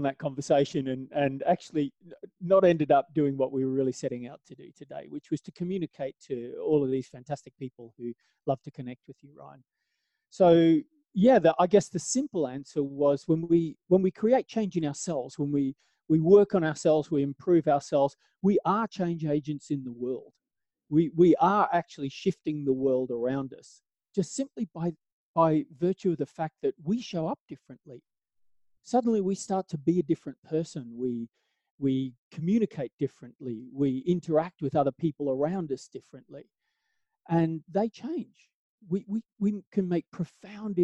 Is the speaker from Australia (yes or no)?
yes; Australia; moved away as an adult; now in Southern Appalachia, United States; the southern that I'm from is Australia. So I was born in out in Australia